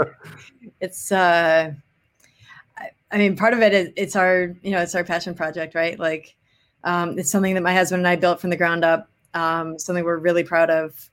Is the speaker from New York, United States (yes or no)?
no; Wilmette, Illinois, United States; moved away as an adult; also born or lived in New Orleans; now in Chicago, United States; I'm from Wilmette, um, uh, in the suburbs of Chicago